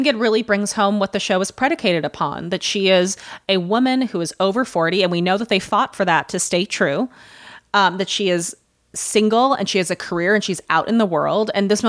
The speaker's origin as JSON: {"language": "English", "region": "Midwest", "country": "United States", "accent": "Midwestern", "lives_now": "New York, United States", "said": "So when I moved to New York from the Midwest, one of the few ways that I carried a Midwestern accent over was in the way I said, yeah"}